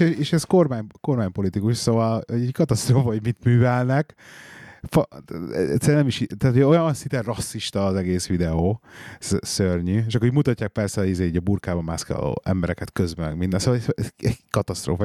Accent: Hungary; now in England, United Kingdom; mi itt vagyunk ugye angliai magyarok

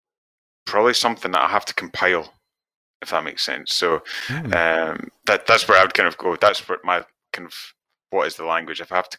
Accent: Tiree, Scotland, United Kingdom; I grew up in the Isle of Tiree and the West Coast, so it's very kind of fisherman orientated, so yellow wellies.

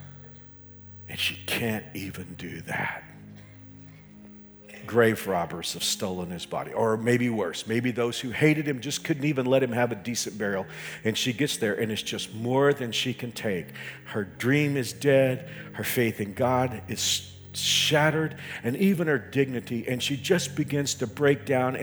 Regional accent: Dallas-Fort Worth area, Texas, United States; moved away as an adult; I grew up in the Dallas-Fort Worth area.

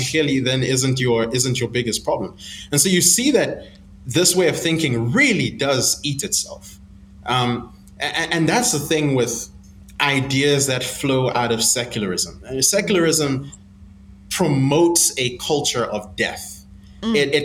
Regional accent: South Africa; moved away as an adult; now in Zambia; I live in Zambia, but I grew up in South Africa. And my family and I moved to South Africa just a few years after the apartheid government

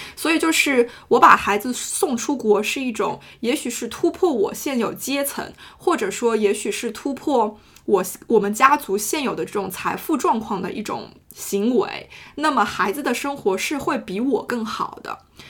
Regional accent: China; moved away; 我是中国人

